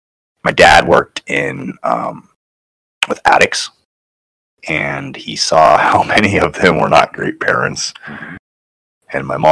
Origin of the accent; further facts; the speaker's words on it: Tangent, Oregon, United States; Tangent, Oregon.